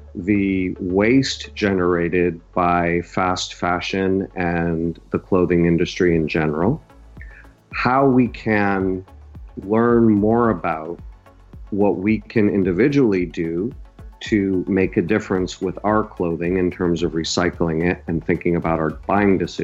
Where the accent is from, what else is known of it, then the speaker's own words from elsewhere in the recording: the Berkshires, Western Massachusetts, United States; our school districts joined when we were in seventh grade, and we're both from the Berkshires in Western Massachusetts